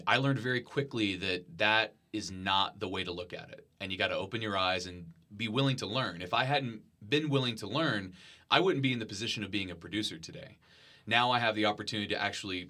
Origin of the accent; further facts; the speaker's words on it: Marion, Texas, United States; moved away as an adult; now in Lubbock, United States; I grew up in Marion, Texas, which is a small town near San Antonio